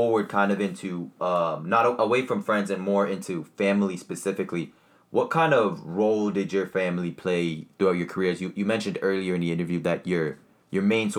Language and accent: English; Canada; because I know for a fact, as a Canadian, to be able to kind of figure out your way and figure out the process